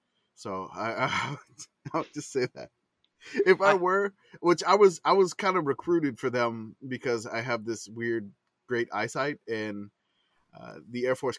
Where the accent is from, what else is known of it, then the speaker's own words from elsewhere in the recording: New Orleans, Louisiana, United States; growing up in New Orleans